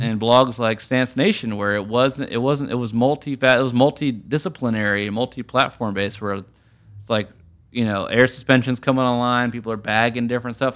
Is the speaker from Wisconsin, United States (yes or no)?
no; Richmond, Virginia, United States; moved away; also born or lived in New York; being from Richmond in Virginia